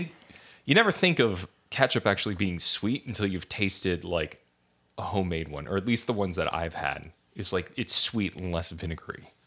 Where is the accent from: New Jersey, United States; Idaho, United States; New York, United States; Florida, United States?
Idaho, United States; moved away; growing up in Idaho